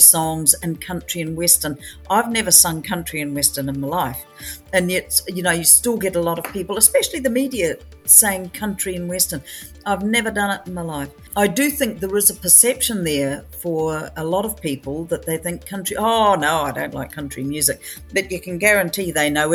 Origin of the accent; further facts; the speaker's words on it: Southland, New Zealand; I'm a southerner, I come from Southland